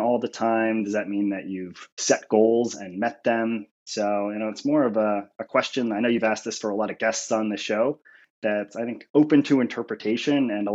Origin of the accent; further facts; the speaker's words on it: Buffalo, New York, United States; moved away as an adult; also born or lived in Philadelphia / Penn State; born and raised in Buffalo, New York